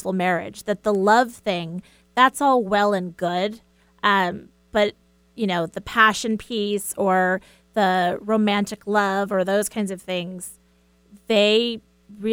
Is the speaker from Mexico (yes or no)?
no; United States; as an American